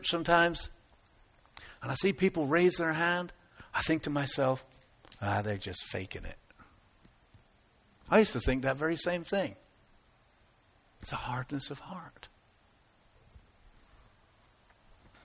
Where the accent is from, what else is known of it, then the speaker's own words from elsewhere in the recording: United Kingdom; moved away; I'm typically British